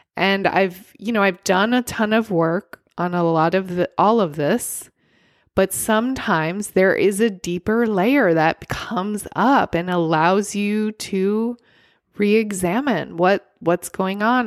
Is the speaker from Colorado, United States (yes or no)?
no; California, United States; as a Californian